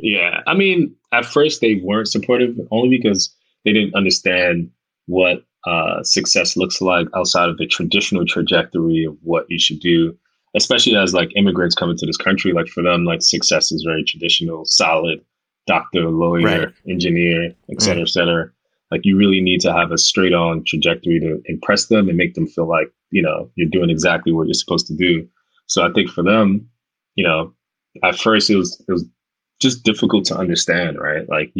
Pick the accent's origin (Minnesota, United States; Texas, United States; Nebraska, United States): Nebraska, United States; Omaha; when I was a kid growing up in Omaha, Nebraska, that's the only representation I saw